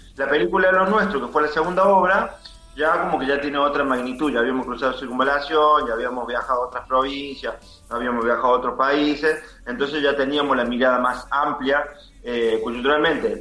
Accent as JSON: {"language": "Spanish", "region": "Córdoba", "country": "Argentina", "said": "Nosotros somos de Villa Libertador"}